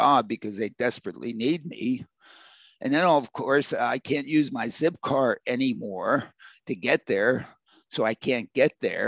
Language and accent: English; Pittsburgh, Pennsylvania, United States; I was raised in Pittsburgh